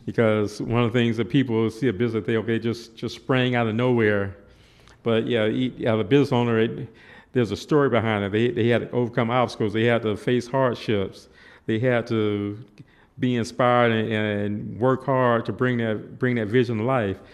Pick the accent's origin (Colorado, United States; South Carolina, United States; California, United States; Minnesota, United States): South Carolina, United States; Columbia; I was, uh, born and raised in Columbia, South Carolina